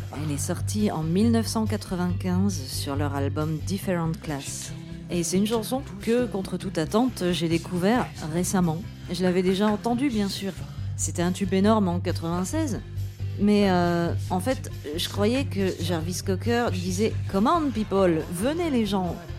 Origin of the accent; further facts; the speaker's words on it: Moselle, Grand Est, France; Je suis née en Moselle